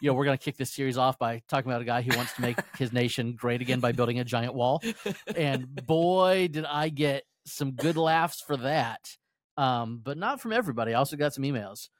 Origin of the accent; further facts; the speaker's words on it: United States; As an American